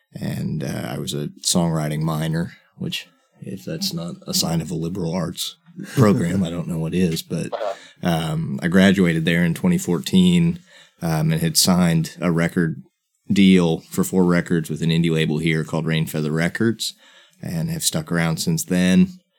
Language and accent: English; Freeburg, Illinois, United States; moved away as an adult; also born or lived in Belleville, Illinois; now in Nashville, United States; I'm originally from a small town outside St. Louis on the Illinois side, Freebury, Illinois. I was born in Belleville, which is about 5 minutes away, which our claim to fame is the hometown